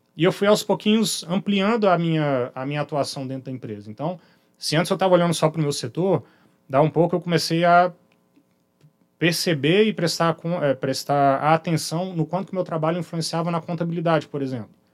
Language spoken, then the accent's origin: Portuguese; Belo Horizonte, Minas Gerais, Brazil; moved away as an adult; now in Vitória, Brazil; minha origem, minha infância, minha educação né, inicial, vamos chamar assim, toda feita lá em Belo Horizonte